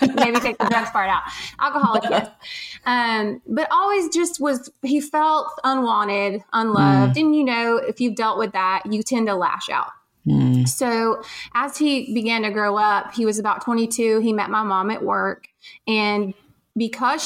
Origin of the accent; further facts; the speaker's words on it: Cohutta, Georgia, United States; moved away; I grew up in Georgia